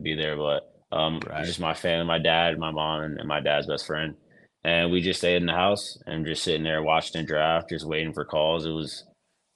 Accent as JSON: {"language": "English", "town": "New York City", "region": "New York", "country": "United States", "tie": "born or raised there", "said": "growing up in New York City"}